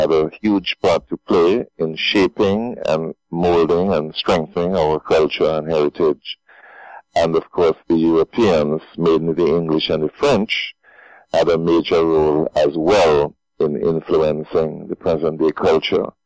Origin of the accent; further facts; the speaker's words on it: Dominica; I was born here in Dominica and grew up here and have worked here for many, many years